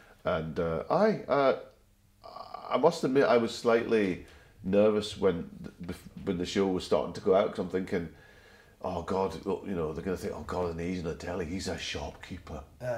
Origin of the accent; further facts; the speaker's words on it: Glasgow, Scotland, United Kingdom; I grew up in Glasgow and I went to Langside College, and that's in the south side of Glasgow, and it's quite a big Asian area.